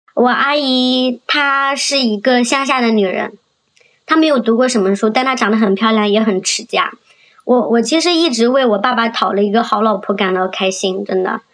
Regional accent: Jiangxi, China; now in Shenzhen, China; 我今年二十九岁了，我来自江西，然后现在生活在深圳

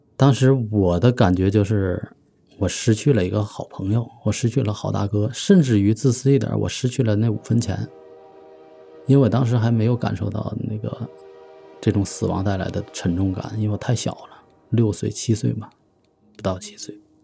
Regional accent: Tangshan, Hebei, China; 来自河北唐山。我是出生于一九七五年，现在从事的职业是媒体人

